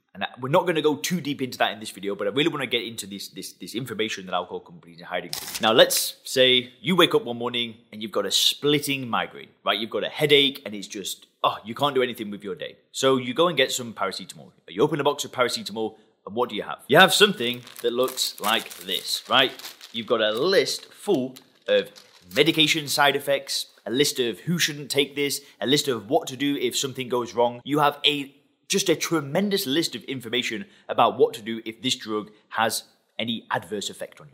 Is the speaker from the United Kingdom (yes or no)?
yes; England, United Kingdom; I'm from England.